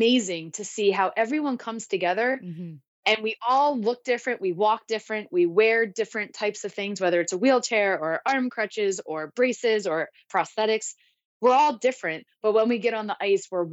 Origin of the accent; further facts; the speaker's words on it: Maryland, United States; moved away as an adult; now in San Diego, United States; I grew up in Maryland and I grew up playing hockey